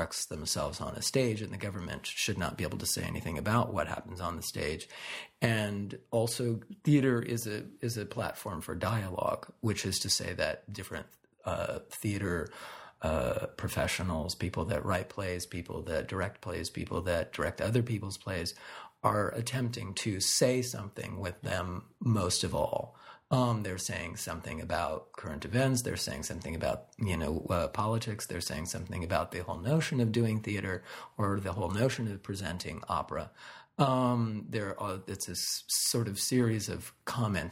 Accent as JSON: {"language": "English", "country": "United States", "moved": "yes", "said": "as an American"}